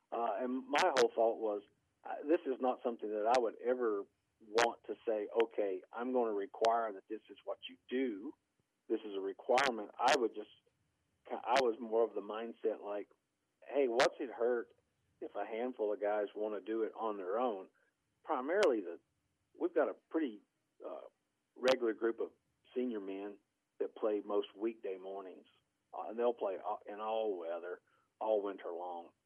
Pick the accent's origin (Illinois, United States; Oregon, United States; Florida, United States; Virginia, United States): Virginia, United States; moved away; when I grew up in Virginia